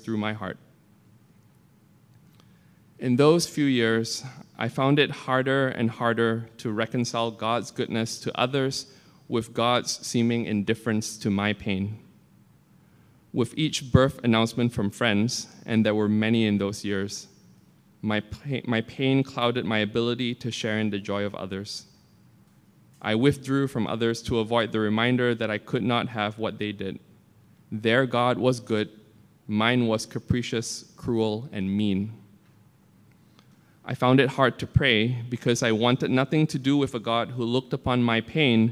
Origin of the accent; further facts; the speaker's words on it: Malaysia; moved away; I grew up in Malaysia, a Muslim majority apartheid state